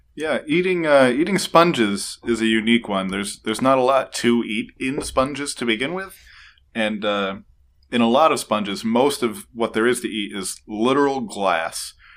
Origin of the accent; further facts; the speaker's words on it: New York, United States; now in Pennsylvania, United States; as a New Yorker